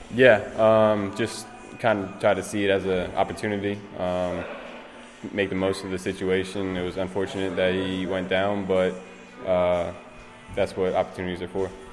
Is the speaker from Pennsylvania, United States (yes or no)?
yes; Philadelphia area, Pennsylvania, United States; growing up around the Philly area